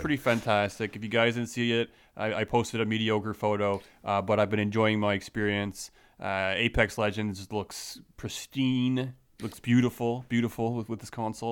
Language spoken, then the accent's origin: English; Canada; I'm Canadian.